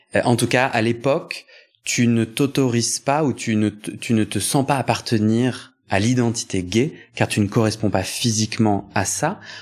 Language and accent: French; Versailles, Île-de-France, France; moi j'ai grandi à Versailles